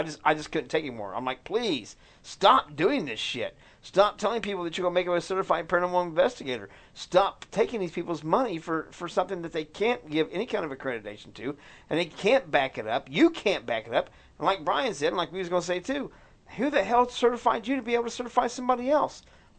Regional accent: United States; dude, I pay my taxes. I'm free American.

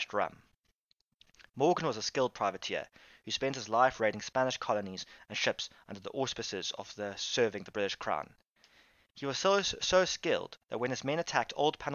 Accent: Cape Town, Western Cape, South Africa; I am South African, or Capian, or Capetonian

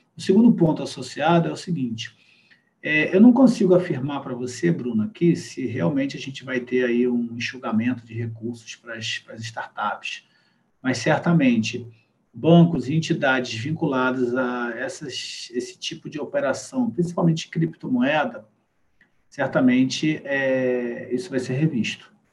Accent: Brazil; a gente aqui no Brasil

